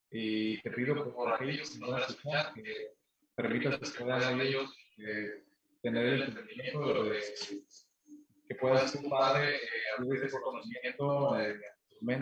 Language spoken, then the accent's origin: Spanish; Mexico; en México hay mucho eso